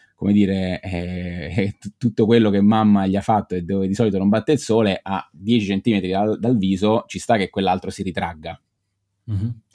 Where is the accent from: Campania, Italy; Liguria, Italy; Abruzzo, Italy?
Abruzzo, Italy; Pescara; now in Bologna, Italy; io sono originario di, di Pescara, sono abruzzese, ma abito a Bologna con mia moglie